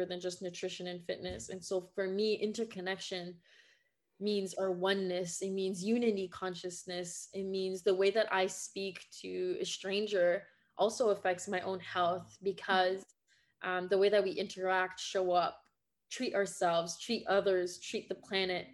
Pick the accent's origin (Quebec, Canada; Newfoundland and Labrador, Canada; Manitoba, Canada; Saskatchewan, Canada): Quebec, Canada; first language French; English is a second language; now in Ontario, Canada; I was born and raised in Quebec, Canada. So my first language is French, and I'm living now in Ontario.